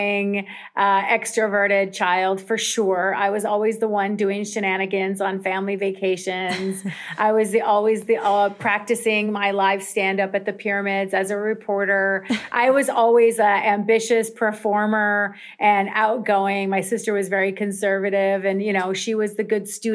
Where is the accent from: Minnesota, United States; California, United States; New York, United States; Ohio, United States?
Minnesota, United States; Mankato; moved away as an adult; also born or lived in Egypt / Dubai; I am born and raised in Mankato, Minnesota, which is a very small town.